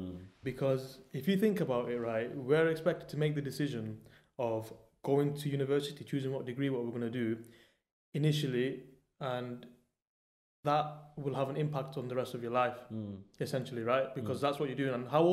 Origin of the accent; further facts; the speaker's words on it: Manchester, North West England, United Kingdom; also born or lived in Germany; I'm from Manchester.